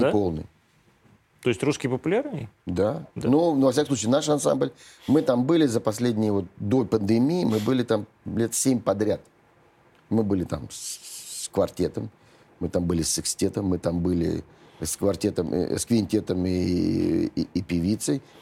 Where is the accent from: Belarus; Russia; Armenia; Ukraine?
Russia; Saint Petersburg; now in Moscow, Russia; ну, я же тоже из Ленинграда переехал в Москву